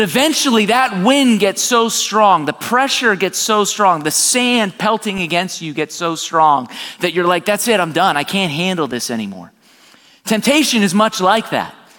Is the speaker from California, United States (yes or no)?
no; South Florida, United States; I'm born and raised in South Florida.